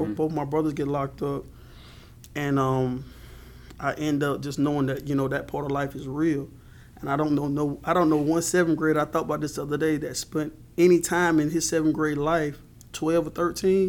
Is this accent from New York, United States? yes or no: no; Marion, South Carolina, United States; also born or lived in Rains, South Carolina; But I'm originally from Marion, the city. My mother moved mm-hmm. us down into the country park called Rains in about 96